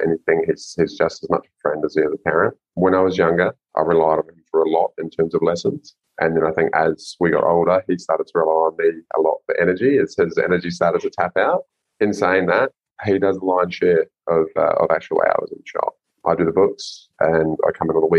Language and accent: English; New Zealand; now in Gold Coast, Australia; I'm a Kiwi living in Oz